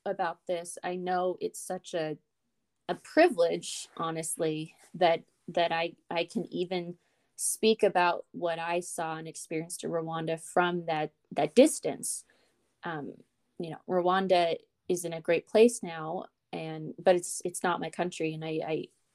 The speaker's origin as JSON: {"language": "English", "country": "United States", "said": "I'm just an American."}